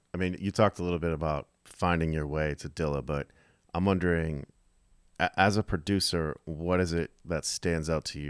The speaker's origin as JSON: {"language": "English", "town": "Philadelphia", "region": "Pennsylvania", "country": "United States", "said": "We're from Philly."}